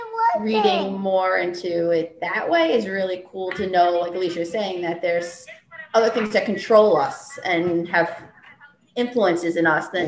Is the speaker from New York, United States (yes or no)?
yes; Long Island, New York, United States; I'm from Long Island, still here